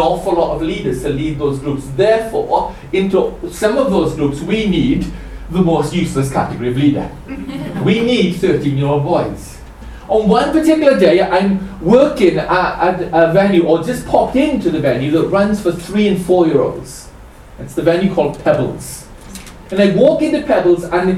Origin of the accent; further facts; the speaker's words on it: Welsh, Wales, United Kingdom; I'm Welsh.